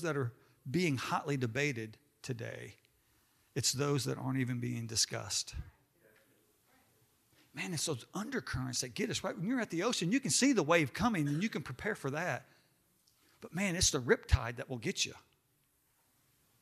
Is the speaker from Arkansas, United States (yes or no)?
yes; Hot Springs, Arkansas, United States; I was growing up in Hot Springs, Arkansas